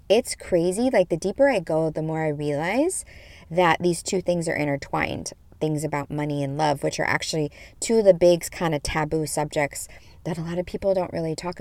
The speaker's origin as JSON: {"language": "English", "region": "Midwest", "country": "United States", "tie": "born or raised there", "said": "I grew up in the Midwest in the 80s as a young thing"}